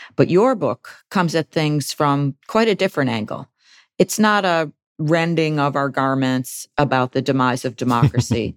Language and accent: English; Buffalo, New York, United States; editor of the Buffalo News, which is my hometown daily.